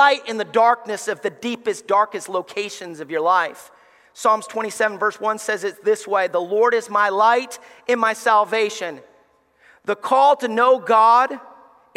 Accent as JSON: {"language": "English", "region": "Alabama", "country": "United States", "tie": "born or raised there", "moved": "as an adult", "said": "growing up in Alabama"}